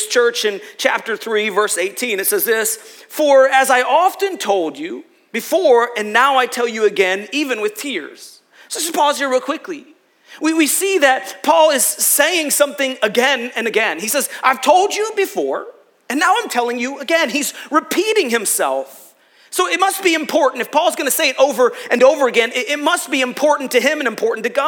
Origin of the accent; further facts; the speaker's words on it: Rochester, New York, United States; We're from Rochester